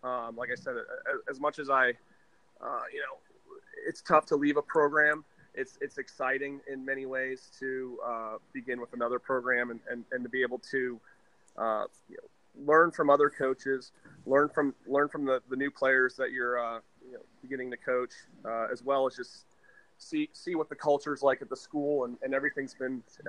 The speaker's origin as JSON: {"language": "English", "region": "Ohio", "country": "United States", "also_born_or_lived": "Dallas, Texas", "moved": "as an adult", "lives_now": "Culver, Indiana, United States", "said": "my wife and I decided to kind of come back to the Midwest, our roots. My wife is from Indiana, and I'm from Ohio"}